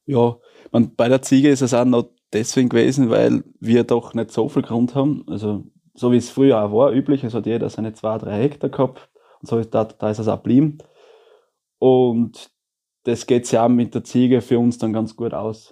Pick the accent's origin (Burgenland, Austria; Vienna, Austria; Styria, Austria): Styria, Austria; also der Elternbetrieb, oder von, wo die Johanna aufgewachsen ist, wo ich aufgewachsen bin